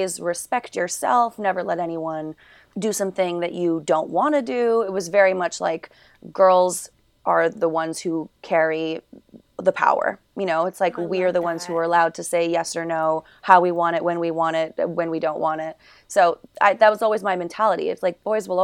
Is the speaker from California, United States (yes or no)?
no; New York City, New York, United States; I grew up in New York City